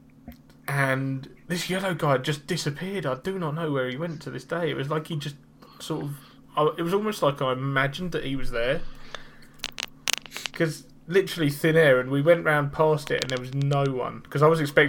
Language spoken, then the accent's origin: English; England, United Kingdom; I'm English